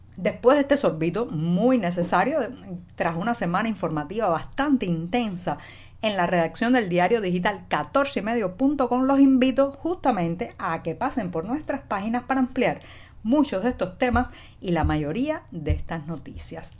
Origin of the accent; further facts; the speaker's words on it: Cuba; cubana, periodista, ciudadana